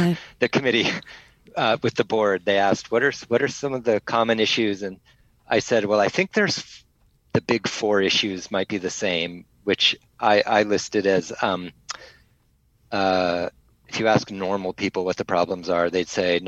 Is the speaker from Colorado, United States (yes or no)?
yes; Boulder, Colorado, United States; moved away as an adult; also born or lived in San Francisco; now in Sydney, Australia; I grew up in Boulder, Colorado. So a small town in the mountains